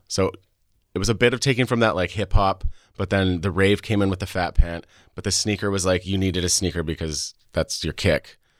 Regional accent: Saskatchewan, Canada; also born or lived in Alberta; I was born in Alberta to an American father and a Canadian mother. Um, so I am a dual citizen. I grew up in Saskatchewan

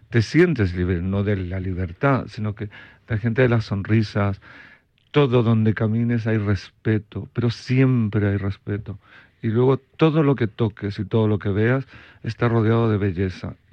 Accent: Belgium; also born or lived in Chile; Soy de Bélgica, nací en Chile. Soy de Bélgica

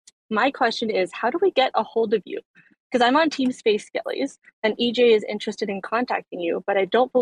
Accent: Canada; I'm Canadian.

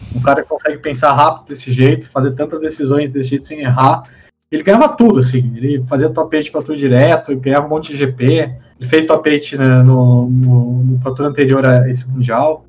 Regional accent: Taubaté, São Paulo, Brazil; Eu sou de Taubaté, no interior de São Paulo

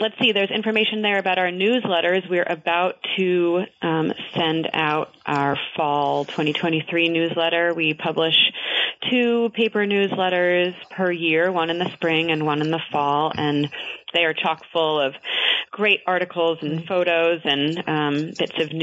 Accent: North Ferrisburgh, Vermont, United States; moved away; also born or lived in Worcester, Vermont; I grew up in the Champlain Valley in North Ferrisburg

